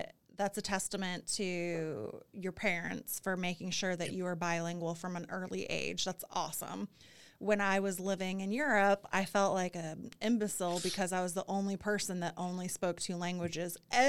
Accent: Michigan, United States; I grew up in Michigan, right across the border.

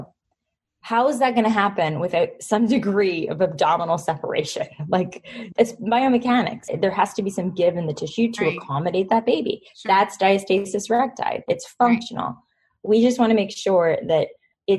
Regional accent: Toronto, Ontario, Canada; my hometown

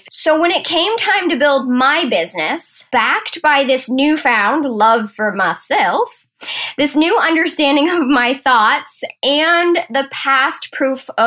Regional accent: Maine, United States; accent: Maine; So, I've been in Maine, y'all, and I think I might be getting my accent back. We actually went down to the coast this weekend, ate some lobster, and just had the best time. So, if you catch me in some sort of Maine speak, I woke up like this.

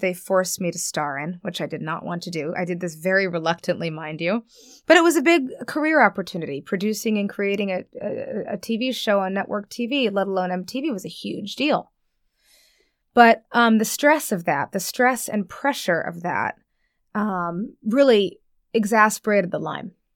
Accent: New York, United States; moved away as an adult; now in Los Angeles, United States; I live in Los Angeles now, born and raised in New York

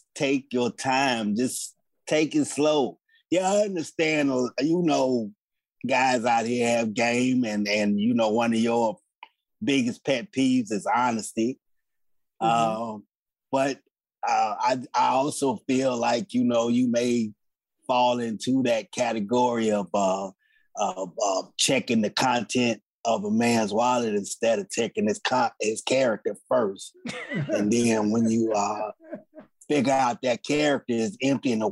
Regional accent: Chicago, Illinois, United States; I am Tammy's daddy. I hail from Chicago

